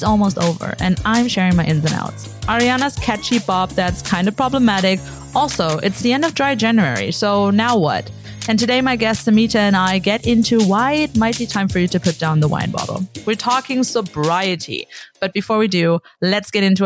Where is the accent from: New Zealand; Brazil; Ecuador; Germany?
Germany; moved away